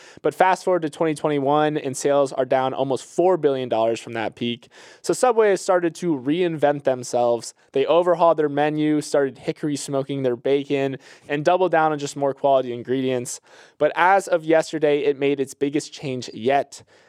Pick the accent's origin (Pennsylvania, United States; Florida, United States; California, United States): Florida, United States; And I'm a summer guy. I'm from Florida, but even this it's a little too hot for me.